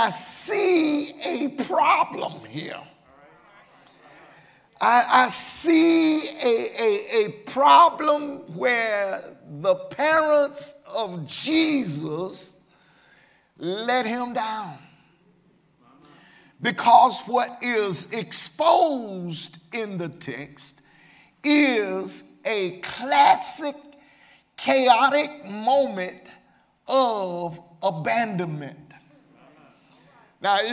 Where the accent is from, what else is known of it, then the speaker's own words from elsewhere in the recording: Birmingham, Alabama, United States; I was raised here in Birmingham in a two-parent home